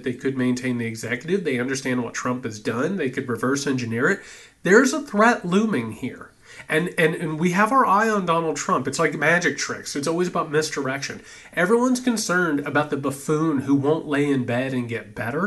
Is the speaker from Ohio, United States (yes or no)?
no; Indiana, United States; I am a Hoosier. I come from Indiana